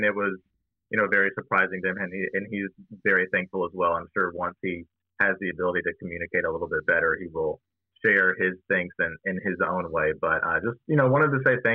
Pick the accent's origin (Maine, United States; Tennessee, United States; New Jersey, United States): Tennessee, United States; Smyrna; also born or lived in Knoxville, Tennessee; I was from the Smyrna area. I went to Smyrna High School. Shout out Bulldogs. And had lived here my entire life